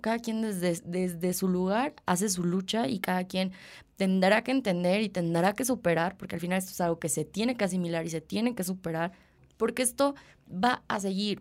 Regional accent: Mexico; como mexicanos

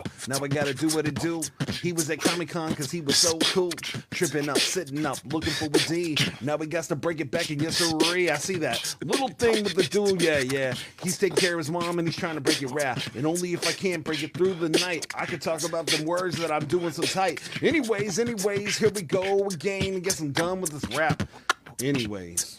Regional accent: Pflugerville, Texas, United States; I'm from Pflugerville, which is a German town

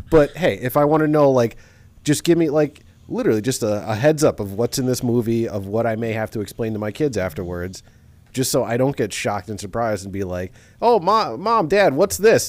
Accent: New York, United States; growing up in New York

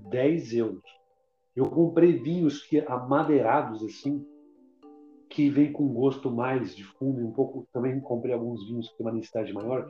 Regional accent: Brazil; also born or lived in Portugal; sou brasileiro

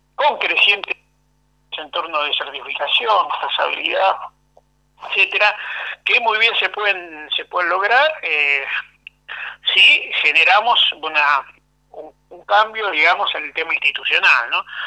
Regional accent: Argentina

